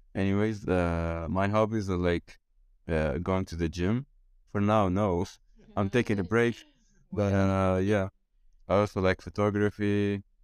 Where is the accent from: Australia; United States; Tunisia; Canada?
Tunisia; moved away as an adult; now in Italy; I'm 22 years old. I'm from Tunisia